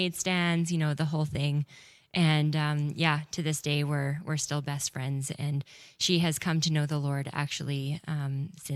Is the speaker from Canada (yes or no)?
yes; Winnipeg, Manitoba, Canada; I grew up in Winnipeg